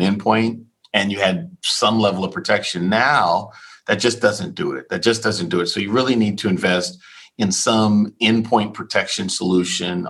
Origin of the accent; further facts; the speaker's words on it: Key West, Florida, United States; moved away; I'm born and raised in Key West, Florida